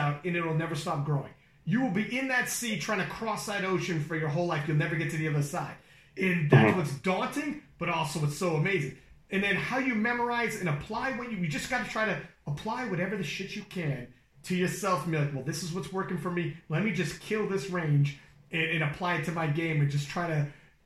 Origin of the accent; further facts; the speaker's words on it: Canada; I'm from Canada.